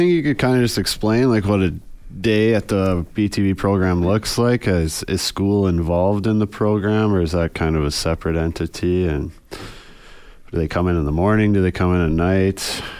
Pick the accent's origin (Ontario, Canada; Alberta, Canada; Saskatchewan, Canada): Alberta, Canada; Edmonton; especially as a kid who grew up in North Edmonton.